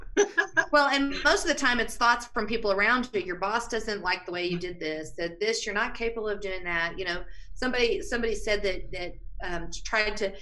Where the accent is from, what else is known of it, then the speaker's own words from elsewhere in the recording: Texas, United States; moved away as an adult; now in Colorado, United States; I was raised in Texas